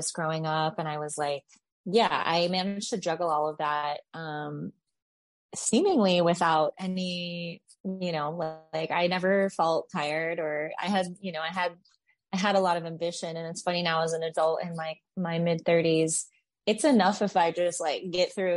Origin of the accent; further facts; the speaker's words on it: Nipomo, California, United States; now in Nashville, United States; I grew up in California, it was like very small town